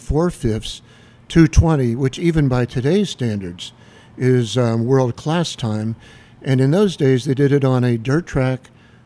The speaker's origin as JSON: {"language": "English", "town": "Pottsville", "region": "Pennsylvania", "country": "United States", "tie": "born or raised there", "said": "I was raised on Howard Avenue"}